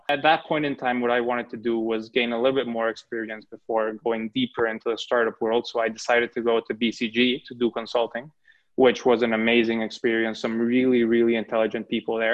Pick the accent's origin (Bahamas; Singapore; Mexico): Mexico; moved away as an adult; I was born and raised in Mexico